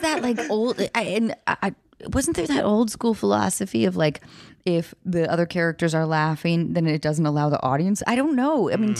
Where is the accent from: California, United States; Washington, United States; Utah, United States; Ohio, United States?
Washington, United States; north of Seattle; moved away; also born or lived in Baltimore, Maryland; grew up north of Seattle